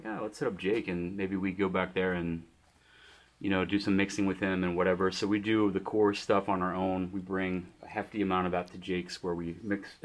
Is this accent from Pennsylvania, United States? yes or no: yes; Greensburg, Pennsylvania, United States; I grew up in the Greensburg area